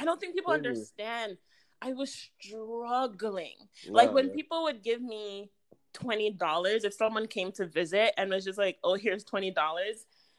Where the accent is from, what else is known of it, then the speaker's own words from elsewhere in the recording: Brampton, Ontario, Canada; moved away; also born or lived in Florida; Growing up in Brampton, which is, like, 20 minutes outside of Toronto, we never went downtown.